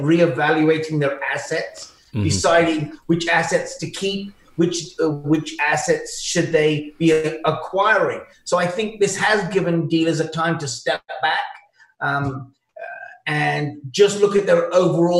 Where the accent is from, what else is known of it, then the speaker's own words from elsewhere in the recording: United Kingdom; accent: British; moved away as an adult; also born or lived in Chicago / Toronto; now in Ontario, Canada; As you can tell from my accent, it's very British